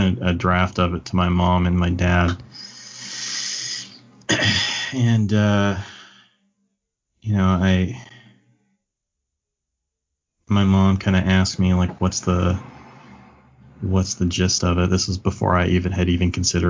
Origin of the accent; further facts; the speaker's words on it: Kentucky, United States; moved away; I had no concept of Catholicism until after I left Kentucky.